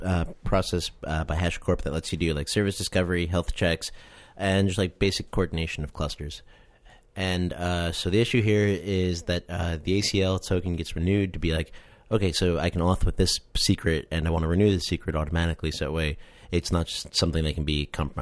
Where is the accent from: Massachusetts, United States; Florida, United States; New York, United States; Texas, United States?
New York, United States; Long Island; I'm from the Italian part.